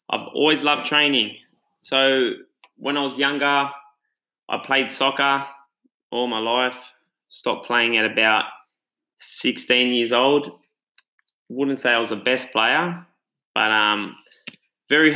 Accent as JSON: {"language": "English", "country": "Australia", "tie": "born or raised there", "said": "I'm Italian background. I was born in Australia"}